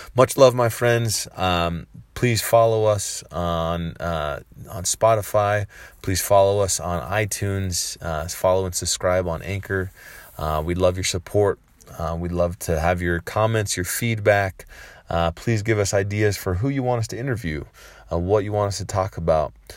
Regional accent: San Francisco, California, United States; I grew up in San Francisco, California

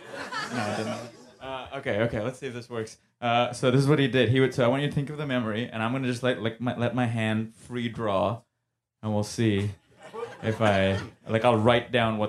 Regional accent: India; I grew up in India, as you can probably guess. I was visiting home a few months ago

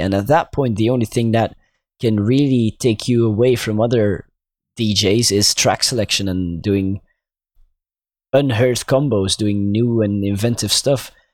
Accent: Belgium; I'm obviously from Belgium

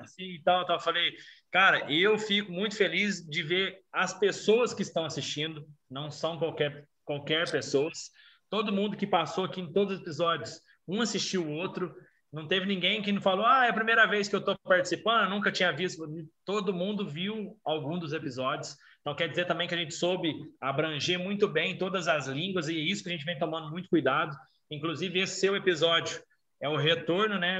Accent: Brazil; eu sou brasileiro

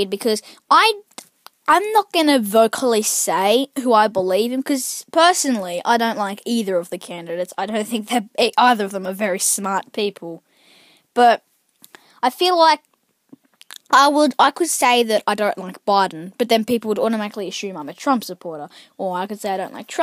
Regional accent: Australia; I'm Australian

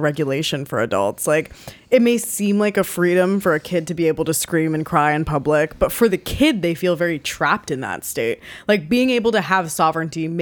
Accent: New York, United States; growing up in New York

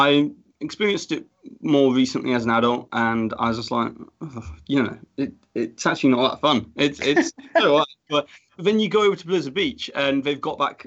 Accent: United Kingdom; I'm a British person

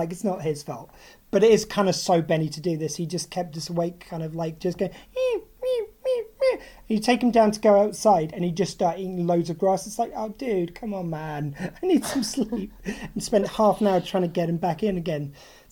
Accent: Southampton, South East England, United Kingdom; we're both from here in Southampton

